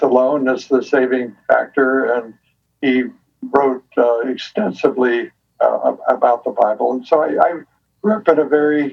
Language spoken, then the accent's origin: English; Akron, Ohio, United States; also born or lived in Logan, Ohio; I grew up in Ohio, actually, in Akron, Ohio. Spent most of the years there.